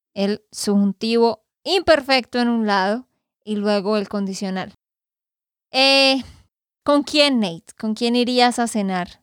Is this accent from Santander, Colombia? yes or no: yes; Santander, Colombia; de Santander, Colombia